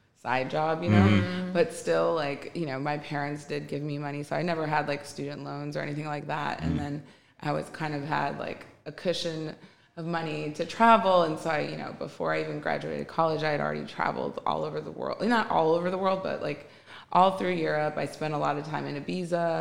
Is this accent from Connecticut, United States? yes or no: no; Wisconsin, United States; moved away as an adult; now in Los Angeles, United States; I grew up in Wisconsin in a really small town, like grew up on a lake